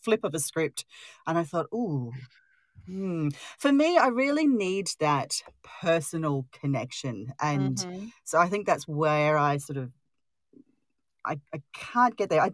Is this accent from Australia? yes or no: yes; Australia; I'm Australian